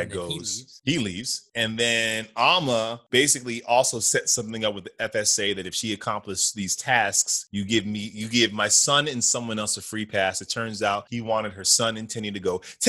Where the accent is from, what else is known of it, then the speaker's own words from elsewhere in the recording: New York City, New York, United States; I'm a New Yorker.